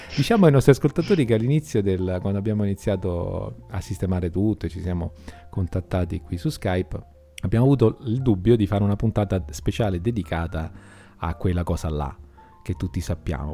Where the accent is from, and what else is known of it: Brianza, Lombardy, Italy; accent: Brianzolo Z